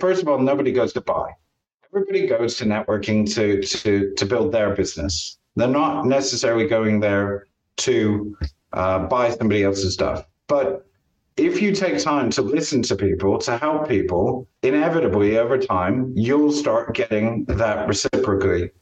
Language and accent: English; Champaign, Illinois, United States; born or raised there; now in Stratford-upon-Avon, United Kingdom